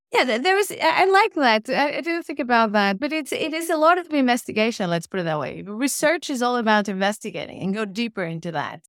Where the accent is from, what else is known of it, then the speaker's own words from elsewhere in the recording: Portugal; moved away as an adult; also born or lived in Porto, Portugal / Rome, Italy / Berlin, Germany; now in Oslo, Norway; I'm from Portugal, so I left Portugal when I was, uh, twenty-two to study architecture in Italy.